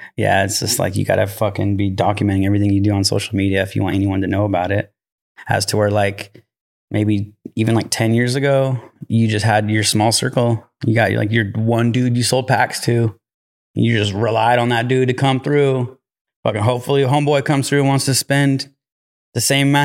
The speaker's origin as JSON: {"language": "English", "area": "Humboldt", "region": "California", "country": "United States", "tie": "born or raised there", "also_born_or_lived": "Bakersfield, California / Tehachapi, California"}